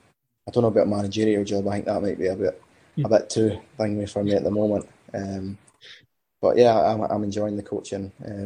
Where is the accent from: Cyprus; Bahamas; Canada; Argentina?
Cyprus; born there; Because obviously I was born in Cyprus